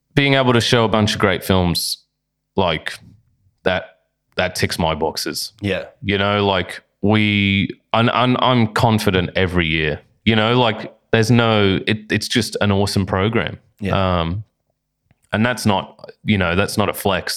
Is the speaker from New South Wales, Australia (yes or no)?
no; Bundaberg, Queensland, Australia; now in Brisbane, Australia; up in Bundaberg, which is my hometown